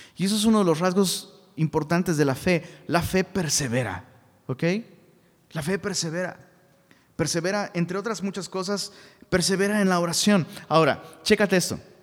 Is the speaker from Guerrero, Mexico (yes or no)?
yes; Taxco, Guerrero, Mexico; moved away; allá en Tasco Guerrero, de donde soy originario, Tasco, un pueblito